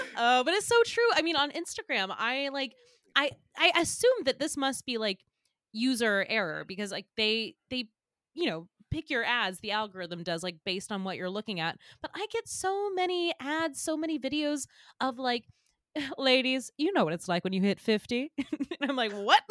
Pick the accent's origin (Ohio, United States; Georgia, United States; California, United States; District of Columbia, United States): Georgia, United States; moved away as an adult; now in New York, United States; I grew up in Georgia, and I would come to Man Manhattan to see, like, my aunt and uncle growing up